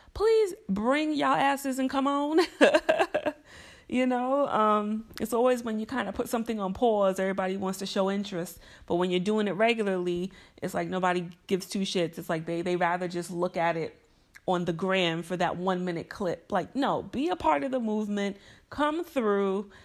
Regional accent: Mount Vernon, New York, United States; Mount Vernon, which is special to me because that's my hometown, it's where I'm from, it's where my parents still live

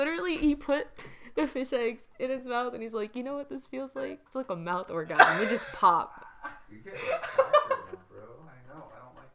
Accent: Canada; now in California, United States; I technically grew up on maple syrup and hockey

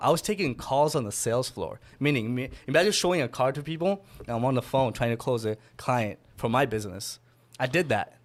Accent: Miami, Florida, United States; So I'm from Miami. Originally grew up there

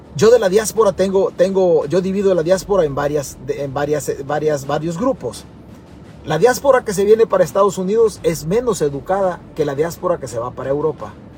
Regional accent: El Salvador; nosotros como salvadoreños

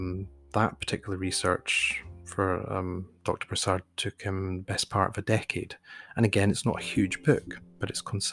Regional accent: Scotland, United Kingdom; myself, growing up in Scotland

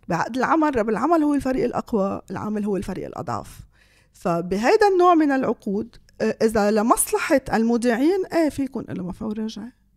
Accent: Lebanon

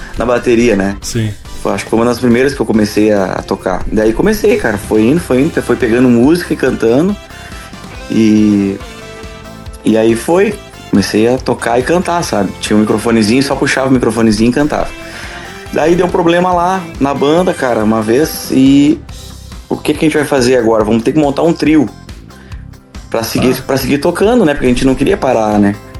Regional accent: Cachoeira do Sul, Rio Grande do Sul, Brazil; eu sou natural de Cachoeira do Sul, né? Região central do estado.

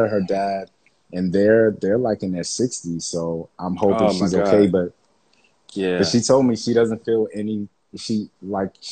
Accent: Baltimore, Maryland, United States; I grew up in Baltimore

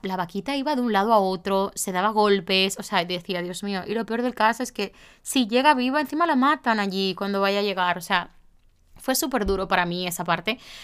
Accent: Santiago de los Caballeros, Santiago, Dominican Republic; moved away; mi ciudad, a Santiago

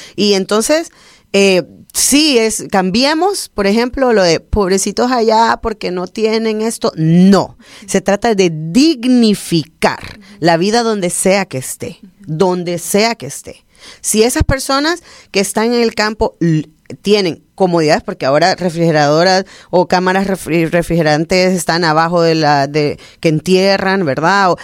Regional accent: Honduras; somos bien catrachos

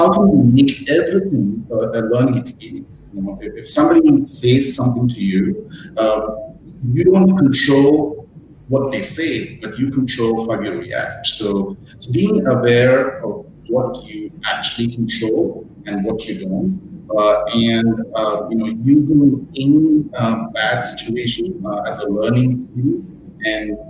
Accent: India; moved away as an adult; also born or lived in United States; now in Australia; my background is Indian, and I grew up in India

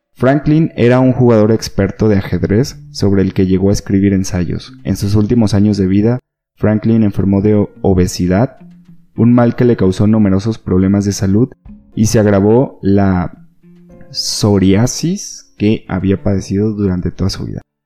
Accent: Sinaloa, Mexico; now in Guadalajara, Mexico; Yo pues soy de Sinaloa

